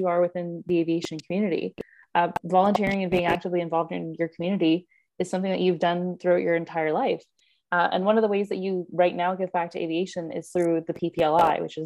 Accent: Canada; as a Canadian

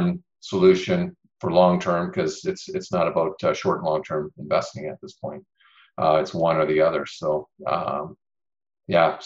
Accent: Ontario, Canada; I'm from Ontario.

